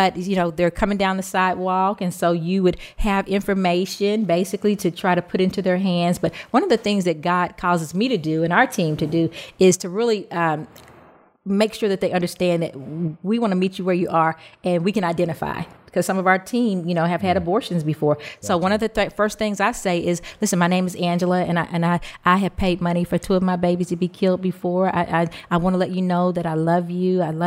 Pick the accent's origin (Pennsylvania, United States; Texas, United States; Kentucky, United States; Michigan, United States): Kentucky, United States; Louisville; I'm from Louisville, Kentucky